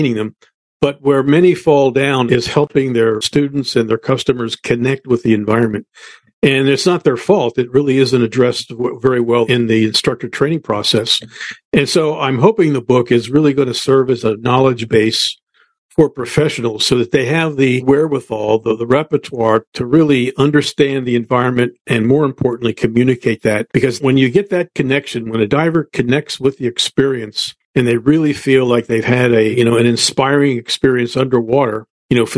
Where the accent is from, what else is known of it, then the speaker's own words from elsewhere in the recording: United States; I grew up on the Chesapeake Bay